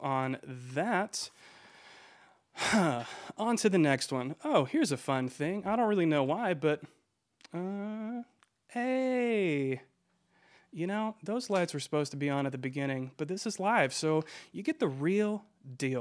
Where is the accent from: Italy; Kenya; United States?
United States; Georgia; I am from Georgia